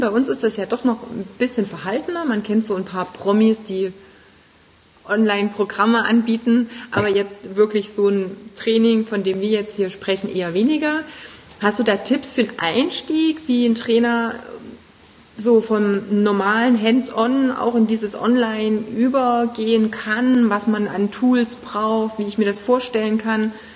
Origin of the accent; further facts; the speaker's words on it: Germany; bei uns in Deutschland